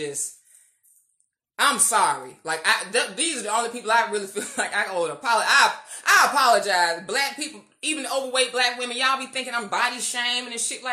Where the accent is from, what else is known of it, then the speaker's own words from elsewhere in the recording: United States; being black American.